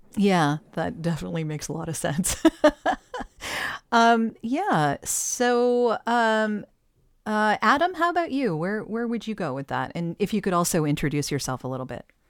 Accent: Canada; as a Canadian

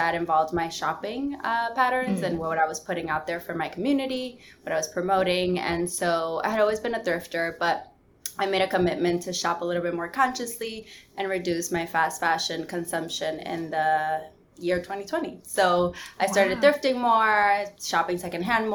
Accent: New York City, New York, United States; also born or lived in Dominican Republic; I'm Dominican parents, and I lived there for a majority of my childhood, but I'm from New York City. I was born in Manhattan and I live in Queens.

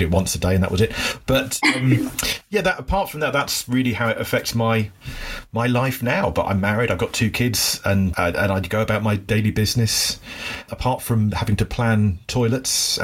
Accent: Cornwall, South West England, United Kingdom; I was born in Cornwall in the UK, which is like the far southwest end

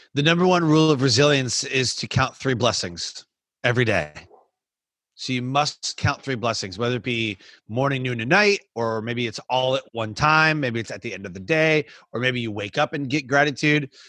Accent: Michigan, United States; moved away; I grew up in Michigan.

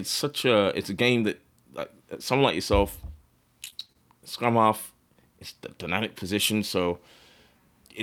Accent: Australia

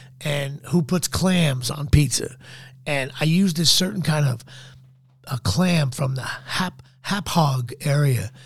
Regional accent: New Jersey, United States; moved away as an adult; also born or lived in Hollywood; I'm from New Jersey

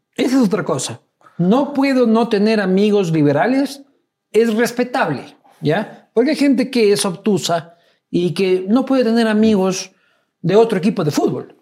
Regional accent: Loja, Ecuador; soy de Loja, hermano, soy casi, del Perú

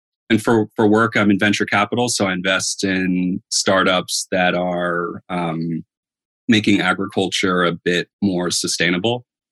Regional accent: Northern Virginia, United States; moved away as an adult; also born or lived in England; now in New Jersey, United States; So I'm originally from Virginia, kind of Northern Virginia outside of DC. After college, made my way up north. And so Hannah and I were living up here in New Jersey

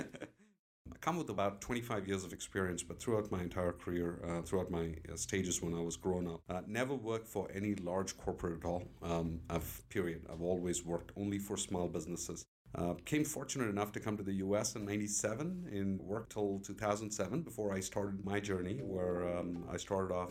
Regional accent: Tiruchirappalli, Tamil Nadu, India; accent: British; moved away; also born or lived in Bangalore; I'm originally from Trichy. I grew up my entire life in Trichy

